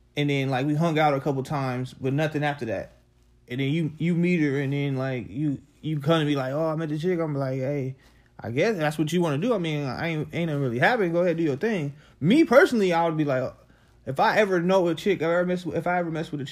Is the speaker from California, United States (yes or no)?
yes; Compton, California, United States; I'm from the hood. I'm from Compton